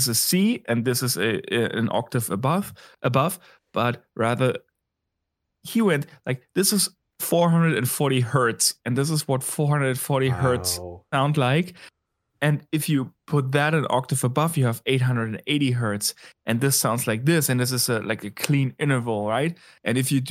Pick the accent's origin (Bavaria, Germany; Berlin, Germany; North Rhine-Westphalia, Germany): Berlin, Germany; my home city, hometown this evening, talking about Berlin